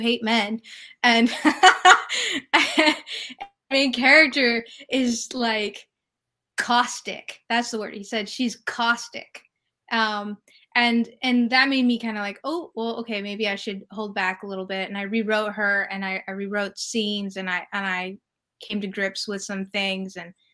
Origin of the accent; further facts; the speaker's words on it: California, United States; moved away as an adult; also born or lived in New York City; I'm from California.